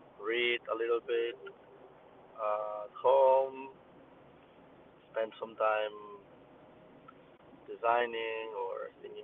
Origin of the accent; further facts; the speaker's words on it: a town near Barcelona, Catalonia, Spain; moved away as an adult; now in Barcelona, Spain; all my family is from a town near Barcelona, and I live in Barcelona